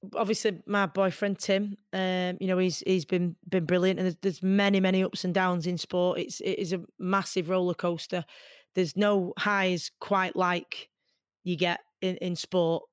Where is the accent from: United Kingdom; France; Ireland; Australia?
United Kingdom; Manchester, North West England; as a Mancunian